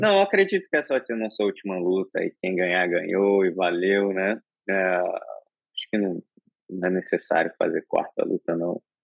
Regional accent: Brazil; como brasileiro

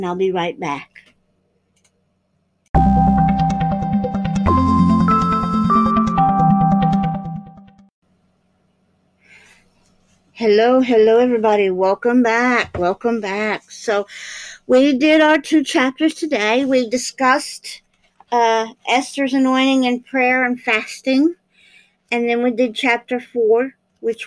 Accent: United States; as American people

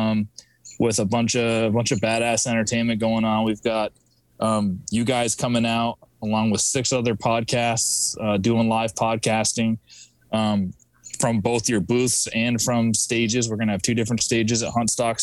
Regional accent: Vermont, United States; now in Massachusetts, United States; I'm from Vermont. I always say I'm from Vermont. That's where I was born and raised, but I live in Massachusetts now.

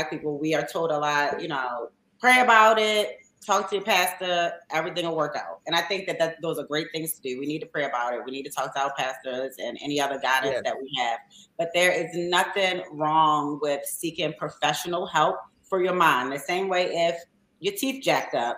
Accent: Baltimore, Maryland, United States; we're from Baltimore

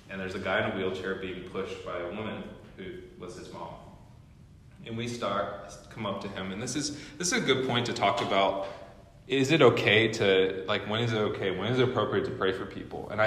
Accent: Midwest, United States; now in Seattle, United States; I'm telling you in Seattle specifically, we came from the Midwest, and so it's very different, different culture and everything.

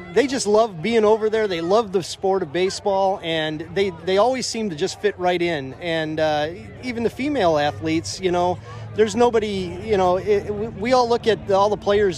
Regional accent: Chicago, Illinois, United States; now in Vancouver, Washington, United States; I grew up in Chicago watching the Cubs and White Sox

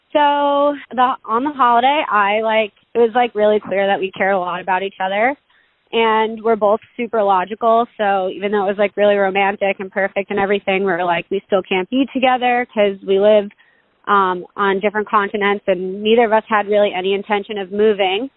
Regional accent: New York, United States; I was from New York

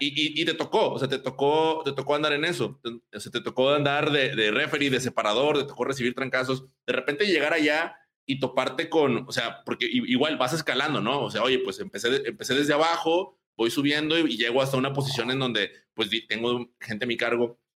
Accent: Apodaca, Nuevo León, Mexico; ambos crecimos en Apodaca

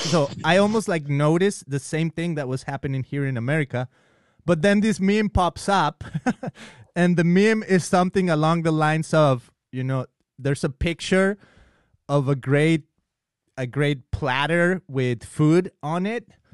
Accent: Mexico; moved away; I'm from Mexico. I'm I'm Mexican

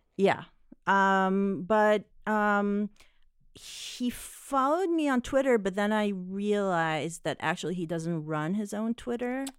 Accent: Israel; moved away; I grew up in Israel

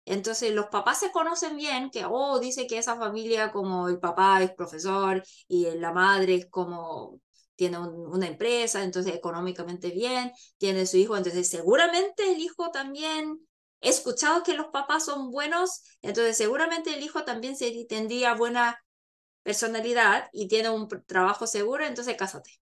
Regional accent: South Korea; soy la típica coreana.

